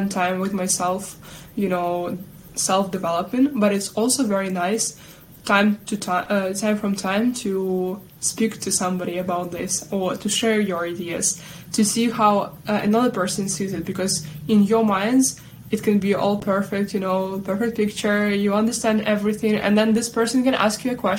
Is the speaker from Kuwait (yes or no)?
no; Sumy, Sumy Oblast, Ukraine; also born or lived in Kyiv; So Sumy, my native city Sumy